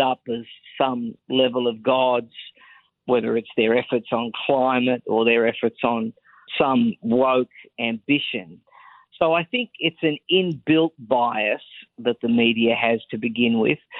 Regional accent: Australia; accent: Australian; moved away as an adult; also born or lived in Sydney; now in United States; I spent the first 32 years of my life living in Australia, born there, went to school there, raised there, the whole lot

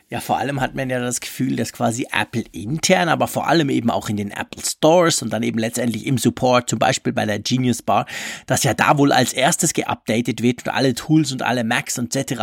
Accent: Switzerland; bei uns in der Schweiz

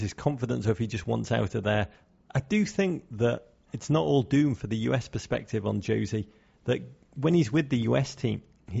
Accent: Liverpool, North West England, United Kingdom; Where I grew up in Liverpool.

